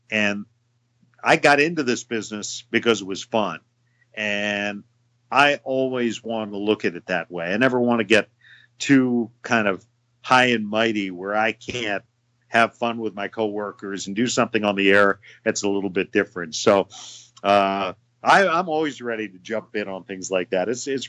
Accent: East Coast, United States; now in Chicago, United States; And even though I grew up on the East Coast, I've spent most of my life in Chicago. So I consider myself much more a Chicagoan than I do a Washingtonian.

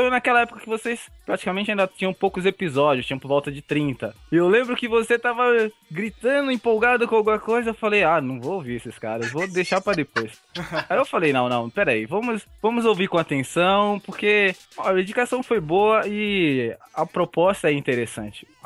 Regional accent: Osasco, São Paulo, Brazil; Eu sou de Osasco.

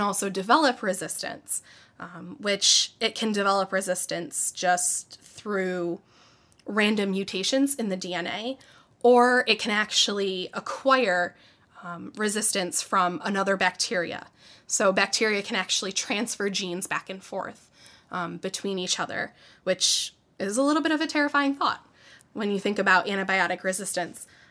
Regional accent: Syracuse, New York, United States; I grew up in the Syracuse area. Um, I've lived here my whole life

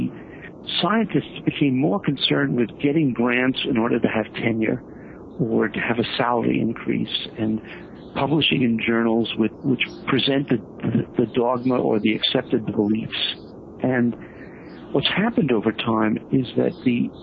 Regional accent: New York, United States; although I grew up in New York, I say I'm from Missouri

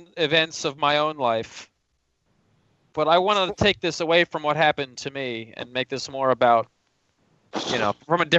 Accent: United States; I'm an American as well.

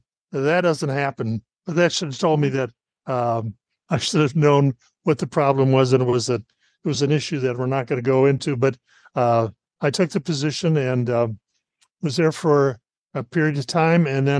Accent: Iowa, United States; moved away as an adult; also born or lived in upstate New York; I'm originally from Iowa. And after I graduated, I was in the Marine Corps for a while

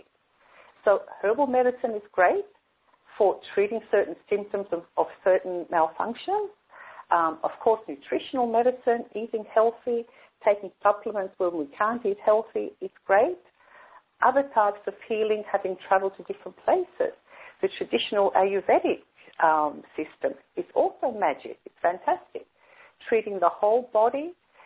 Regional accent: Sydney, New South Wales, Australia; I grew up in Sydney

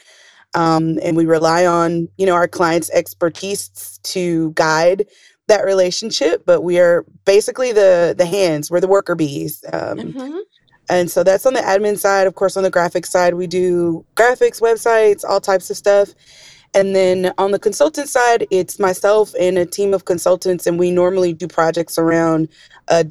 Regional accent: Atlanta, Georgia, United States; moved away; I'm from Atlanta, Georgia

